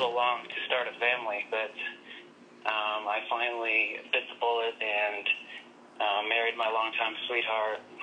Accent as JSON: {"language": "English", "region": "Oklahoma", "country": "United States", "said": "I'm from Oklahoma"}